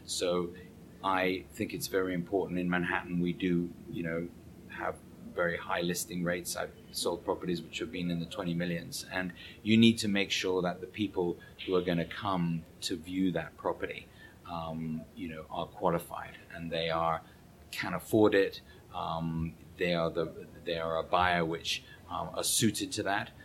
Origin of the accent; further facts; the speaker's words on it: England, United Kingdom; moved away as an adult; now in New York, United States; being an Englishman